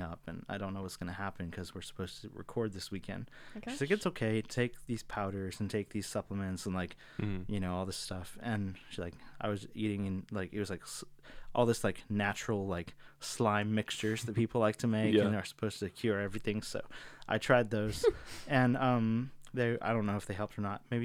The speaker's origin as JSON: {"language": "English", "town": "Virginia Beach", "region": "Virginia", "country": "United States", "tie": "born or raised there", "moved": "as an adult", "lives_now": "Northern Virginia, United States", "said": "I'm originally from Virginia Beach. That's where I grew up"}